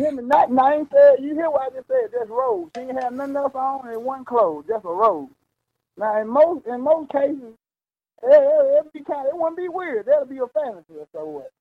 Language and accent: English; Mississippi, United States; moved away; I'm from the country. I'm from Mississippi